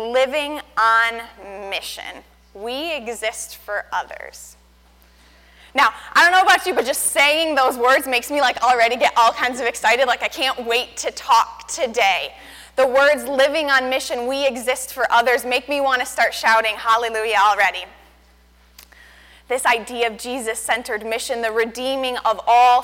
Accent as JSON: {"language": "English", "town": "Bemus Point", "region": "New York", "country": "United States", "tie": "born or raised there", "said": "I am from Bemis Point, born and raised in this community"}